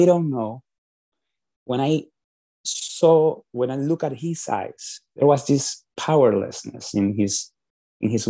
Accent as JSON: {"language": "English", "region": "Lima", "country": "Peru", "moved": "as an adult", "lives_now": "United States", "said": "I am originally from Peru, from Lima, Peru, and I came to the United States back in 2002 for the first time for business school"}